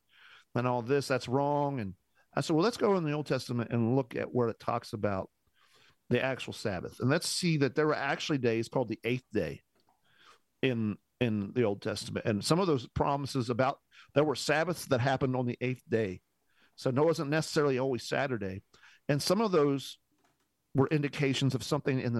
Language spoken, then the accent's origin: English; Indiana, United States; I'm from Indiana